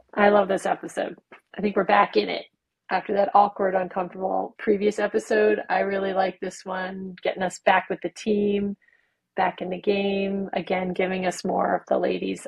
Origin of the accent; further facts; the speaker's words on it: United States; We're we're American